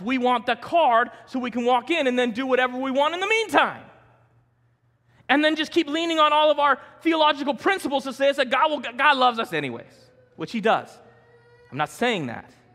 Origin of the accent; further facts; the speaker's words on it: Denver, Colorado, United States; growing up in South Denver, I knew a lot of Case Van de Dutch